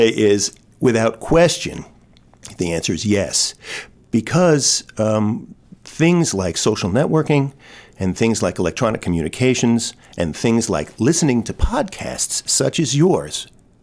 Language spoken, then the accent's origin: English; New York City, New York, United States; moved away as an adult; I am from Brooklyn, New York. I went to Brooklyn Friends School